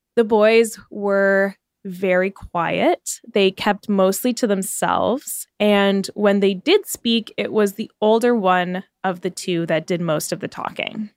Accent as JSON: {"language": "English", "country": "Canada", "said": "We're Canadian"}